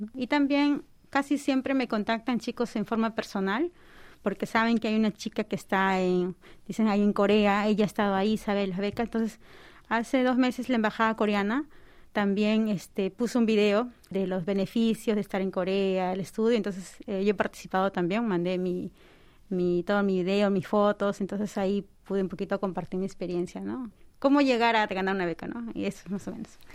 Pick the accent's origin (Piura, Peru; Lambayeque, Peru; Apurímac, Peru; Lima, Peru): Lima, Peru; moved away as an adult; now in South Korea; Yo soy de la capital, de Lima. Mis padres son de provincia, pero yo nací en Lima.